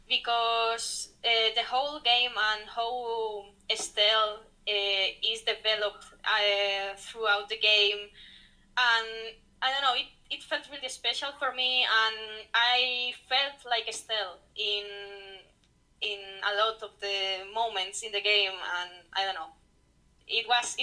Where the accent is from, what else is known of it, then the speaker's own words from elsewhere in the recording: Spain; also born or lived in Madrid; I'm from Spain. I live in Madrid, the capital city.